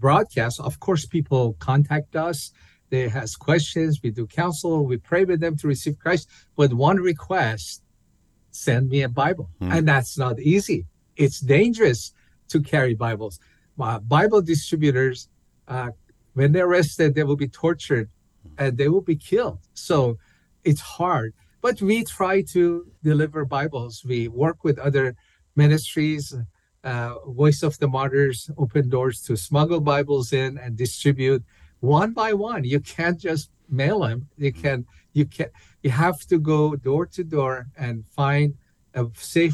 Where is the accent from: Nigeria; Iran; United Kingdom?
Iran; English is a second language; moved away as an adult; also born or lived in Tehran; now in United States; Well, I was born in Iran as a Muslim. I grew up there.